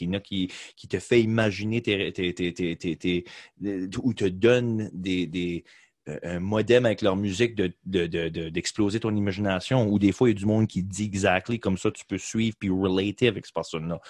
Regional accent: Beresford, New Brunswick, Canada; j'ai grandi à Beresford

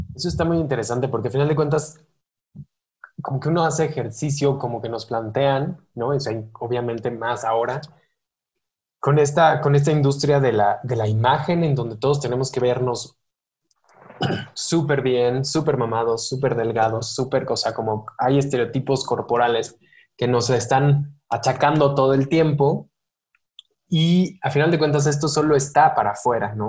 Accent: Mexico

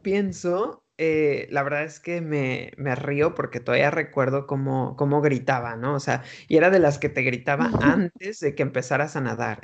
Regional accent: Mexico; moved away as an adult; also born or lived in United States; now in Madrid, Spain; nací, crecí en México y me fui de México como a la edad de 23, 24 años a Estados Unidos

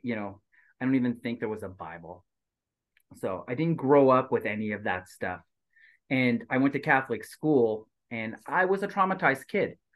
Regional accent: Quebec, Canada; also born or lived in Asia; now in Southern California, United States; as a Quebecer

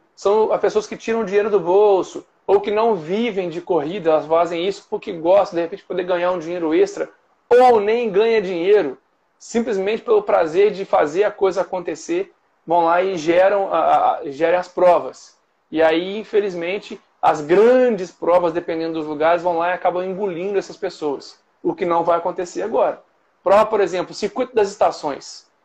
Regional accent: Cataguases, Minas Gerais, Brazil; also born or lived in Juiz de Fora; now in Rio de Janeiro, Brazil; Eu sou de, de Cataguases. Eu morei Cataguases. muitos anos em Juiz de Fora. Mas eu sou de Cataguases

